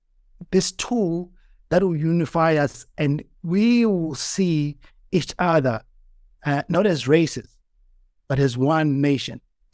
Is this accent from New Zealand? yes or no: no; Eastern Cape, South Africa; born there; So I was born in South Africa, in the Eastern Cape, during apartheid South Africa.